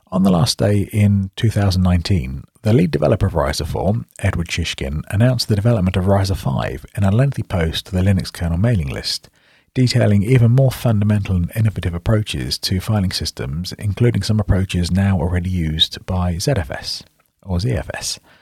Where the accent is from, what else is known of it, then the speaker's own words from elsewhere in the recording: United Kingdom; accent: British; you might recognize from my accent that I'm British, so that's in the U K.